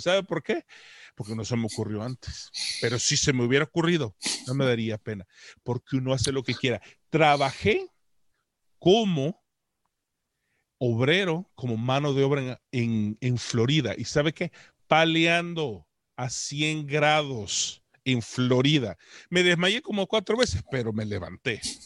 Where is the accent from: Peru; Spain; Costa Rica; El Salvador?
El Salvador; now in Canada; Yo soy un salvadoreño que vive en Canadá, que tampoco habló inglés, sino hasta que me tocó aguantar hambre y tuve que aprenderlo